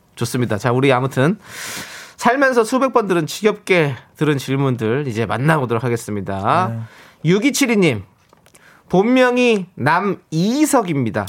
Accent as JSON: {"language": "Korean", "region": "Incheon", "country": "South Korea", "tie": "born or raised there", "said": "저도 인천 출신입니다"}